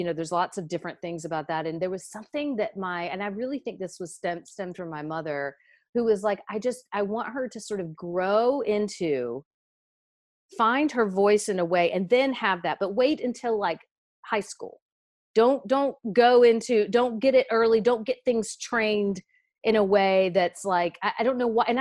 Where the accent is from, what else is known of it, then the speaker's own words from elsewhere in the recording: Raleigh, North Carolina, United States; accent: southern; also born or lived in Chapel Hill, North Carolina; I grew up in North Carolina. I grew up in Raleigh